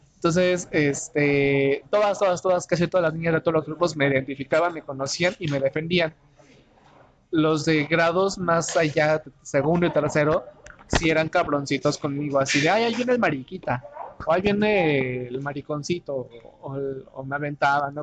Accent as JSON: {"language": "Spanish", "region": "Oaxaca", "country": "Mexico", "tie": "born or raised there", "moved": "as an adult", "lives_now": "Mexico City, Mexico", "said": "un oaxaqueño que llegó a vivir a la Ciudad de México hace casi tres años"}